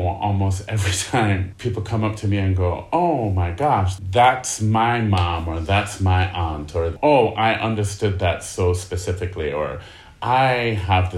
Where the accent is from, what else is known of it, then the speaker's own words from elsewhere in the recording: Kingston, Jamaica; I am from Kingston, Jamaica